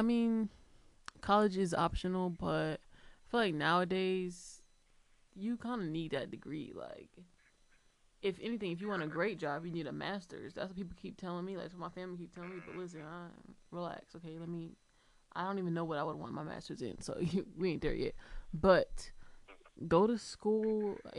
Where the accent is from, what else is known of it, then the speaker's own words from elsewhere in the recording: Georgia, United States; moved away as an adult; now in Massachusetts, United States; I came from Georgia